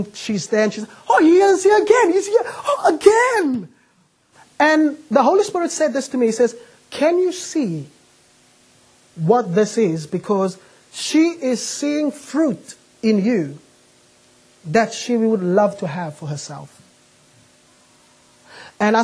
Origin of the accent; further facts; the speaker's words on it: Cape Town, Western Cape, South Africa; now in United Kingdom; I'm not from the UK, I'm from Cape Town.